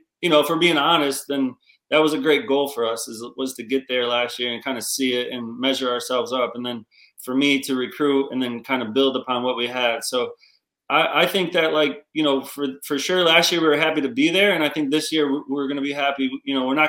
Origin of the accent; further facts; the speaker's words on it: Gloversville, New York, United States; I'm from Gloversville, New York